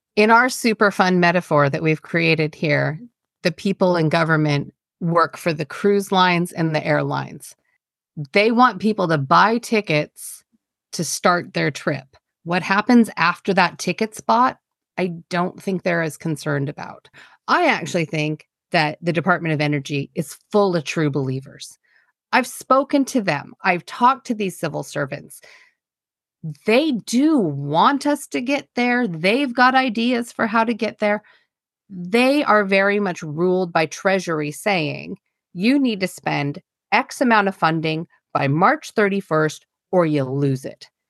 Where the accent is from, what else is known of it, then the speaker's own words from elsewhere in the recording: United States; now in United Kingdom; I'm American.